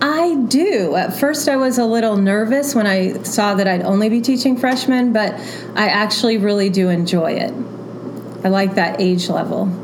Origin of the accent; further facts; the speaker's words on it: Florida, United States; moved away as an adult; also born or lived in Kentucky / Milwaukee; now in Allentown, United States; I'm not a native Floridian, but I was raised in Florida